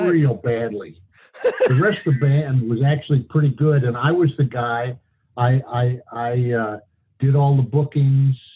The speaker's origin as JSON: {"language": "English", "town": "Kalispell", "region": "Montana", "country": "United States", "tie": "born or raised there", "said": "Well, it was interesting. That was, uh, uh, it was a small town at that time. It was like uh, 7,500 people, I think."}